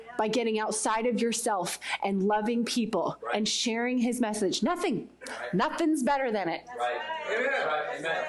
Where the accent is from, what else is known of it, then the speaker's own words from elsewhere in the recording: Poway, California, United States; I'm from Poway, California